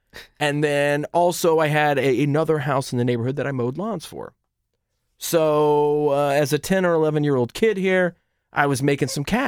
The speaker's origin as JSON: {"language": "English", "town": "Marietta", "region": "Ohio", "country": "United States", "tie": "born or raised there", "said": "my hometown of Marietta, Ohio"}